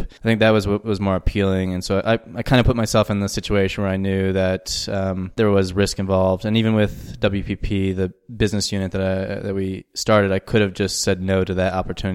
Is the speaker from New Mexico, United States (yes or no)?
yes; Albuquerque, New Mexico, United States; moved away as an adult; also born or lived in New York; now in Johannesburg, South Africa; the Sandia Mountains that border Albuquerque, where I grew up.